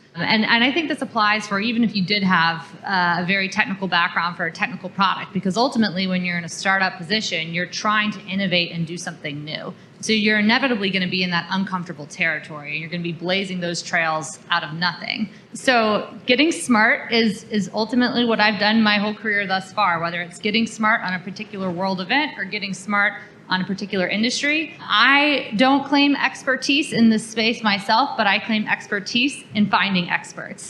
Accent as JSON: {"language": "English", "town": "New Orleans", "region": "Louisiana", "country": "United States", "moved": "as an adult", "said": "I'm originally from New Orleans"}